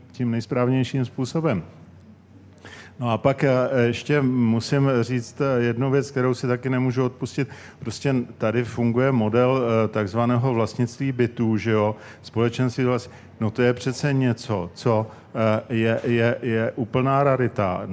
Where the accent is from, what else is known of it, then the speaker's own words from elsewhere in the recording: Prague, Czechia; já jsem ze Strašnic